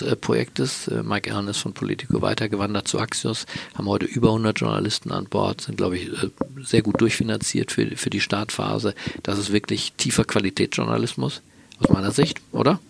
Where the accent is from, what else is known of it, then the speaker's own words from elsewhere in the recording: Berlin, Germany; Berlin, meine Geburtsstadt